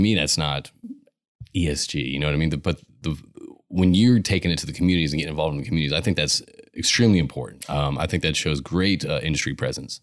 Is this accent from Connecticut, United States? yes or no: yes; Connecticut, United States; now in Houston, United States; I grew up in Connecticut